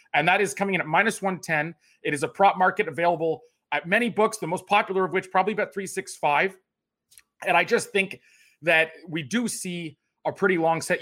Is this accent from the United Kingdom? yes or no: no; Canada; also born or lived in Toronto; as a Canadian tennis fan